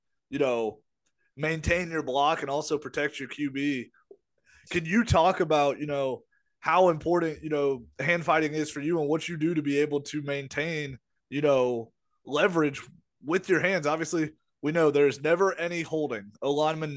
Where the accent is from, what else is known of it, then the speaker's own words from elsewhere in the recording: Ohio, United States; we're from Ohio